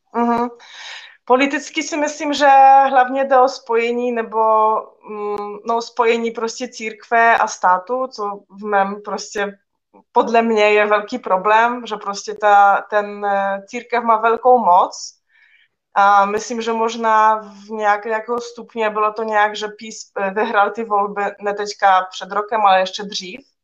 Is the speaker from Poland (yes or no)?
yes; Poland; now in Czech Republic; v mém rodném městě